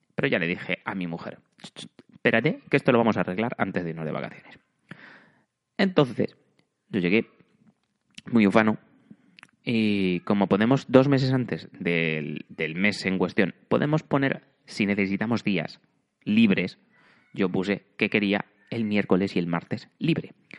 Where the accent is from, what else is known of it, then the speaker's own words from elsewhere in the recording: Spain; moved away as an adult; now in Germany; como soy muy español